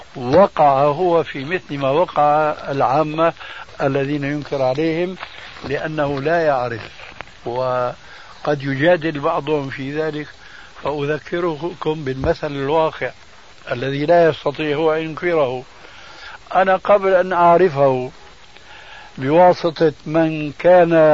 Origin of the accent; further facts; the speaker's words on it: Syria; عندنا في سوريا